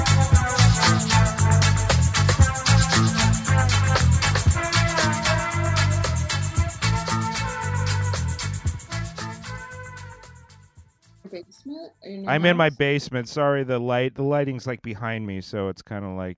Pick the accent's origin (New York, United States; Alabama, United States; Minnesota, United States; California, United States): California, United States; Long Beach; my hometown, Long Beach, California